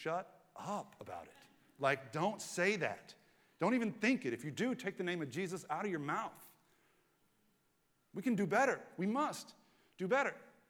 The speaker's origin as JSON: {"language": "English", "region": "Southern United States", "country": "United States", "tie": "born or raised there", "said": "I grew up in the Southern Bible Belt, and convinced of that Bible Belt dogma in my teens."}